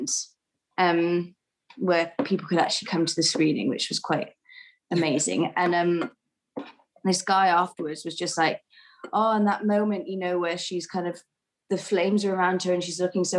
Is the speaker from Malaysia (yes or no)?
no; Wales, United Kingdom; Rose just heard me speaking Welsh on the phone to my sister